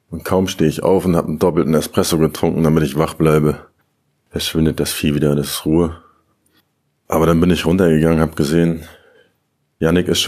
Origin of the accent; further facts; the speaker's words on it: Germany; now in Thailand; Allein das Flugzeug hatte mehr Sitzplätze als der kleine Ort in Deutschland, wo ich aufgewachsen bin.